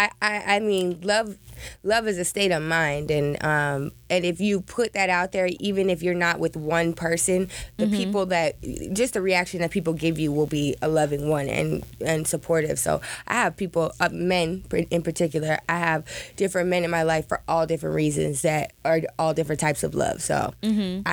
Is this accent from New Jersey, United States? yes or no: yes; New Jersey, United States